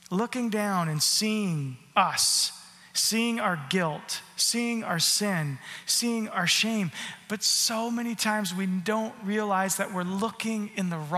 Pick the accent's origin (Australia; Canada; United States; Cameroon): Canada; How can I not say sorry? I'm a Canadian. The first thing I say is sorry.